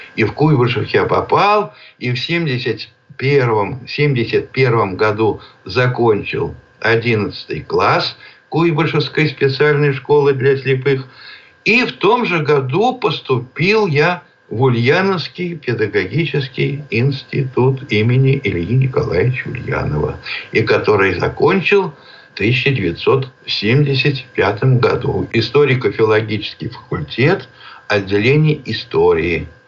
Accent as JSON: {"language": "Russian", "region": "Penza Oblast", "country": "Russia", "tie": "born or raised there", "said": "Родился я в Пензенской области, в деревне"}